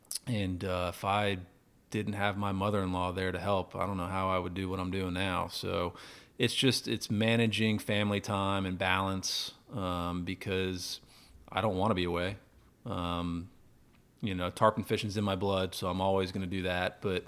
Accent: Orlando, Florida, United States; I grew up tarpon fishing in Florida, grew up in Orlando.

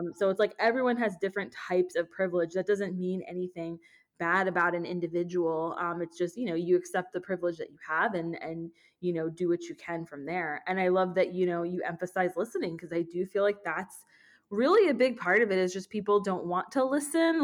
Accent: Orlando, Florida, United States; we grew up in Orlando

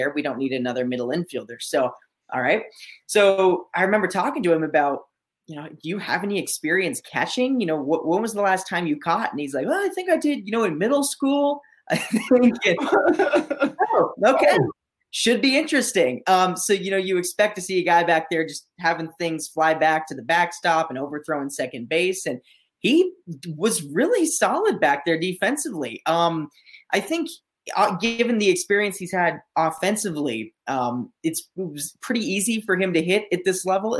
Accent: Parker, Colorado, United States; I went to Legend High School in Parker

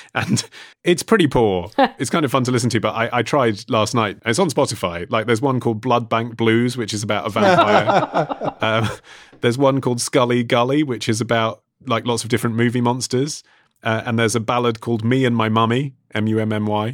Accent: United Kingdom; as a Brit

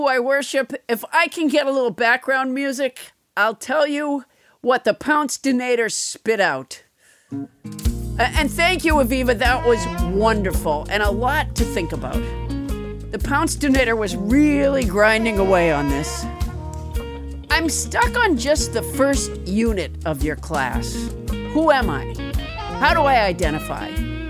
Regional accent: Massachusetts, United States; also born or lived in Huntsville, Alabama; now in California, United States; I grew up in the suburbs of Massachusetts, but I was born in Huntsville, Alabama.

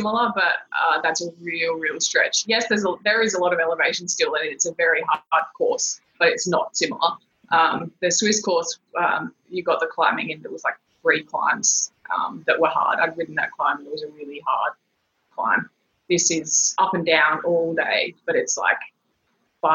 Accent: Brisbane, Queensland, Australia; also born or lived in Darwin, Northern Territory; I grew up in Darwin and Brisbane

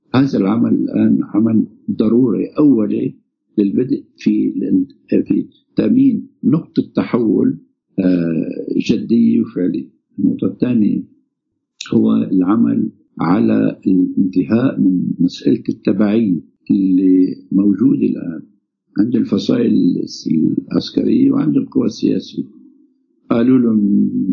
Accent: Syria; نحن عندنا بسوريا

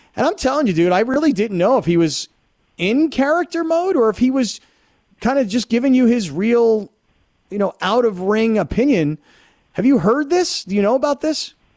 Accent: Fort Lauderdale, Florida, United States; I grew up in Fort Lauderdale

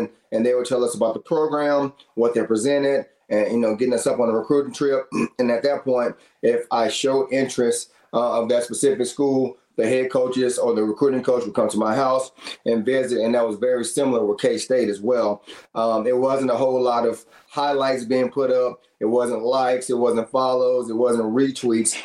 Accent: Texas, United States; moved away as an adult; now in Manhattan, Kansas, United States; me growing up in Texas

